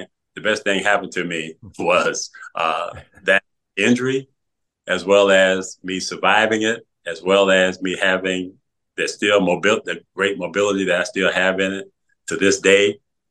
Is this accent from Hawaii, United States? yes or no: no; Pontiac, Michigan, United States; in my hometown in Pontiac.